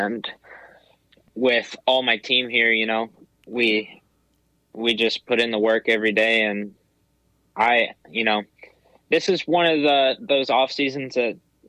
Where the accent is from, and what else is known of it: Poway, California, United States; born or raised there